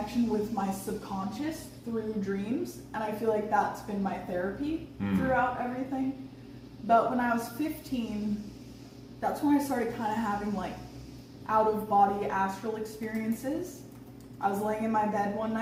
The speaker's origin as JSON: {"language": "English", "region": "Hawaii", "country": "United States", "tie": "born or raised there", "also_born_or_lived": "Los Angeles", "moved": "as an adult", "said": "I grew up in Hawaii"}